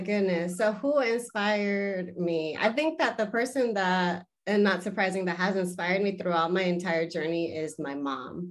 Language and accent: English; Los Angeles, California, United States; first language Spanish; English is a second language; I am originally from the Southern California area, so I was born and raised in the San Fernando Valley